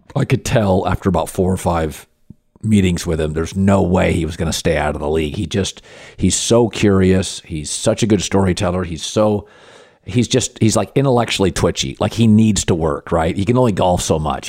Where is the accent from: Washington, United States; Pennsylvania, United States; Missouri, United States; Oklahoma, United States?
Washington, United States; moved away as an adult; also born or lived in Northeast US; now in Los Angeles, United States; I'm from Washington State.